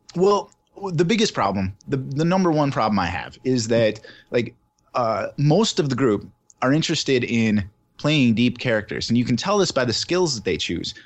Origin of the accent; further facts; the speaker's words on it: Southern Minnesota, United States; now in Wisconsin, United States; I'm originally from Southern Minnesota